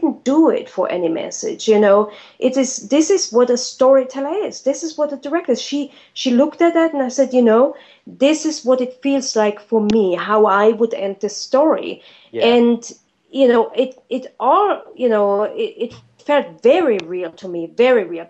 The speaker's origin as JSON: {"language": "English", "country": "Germany", "moved": "yes", "said": "I'm from Germany"}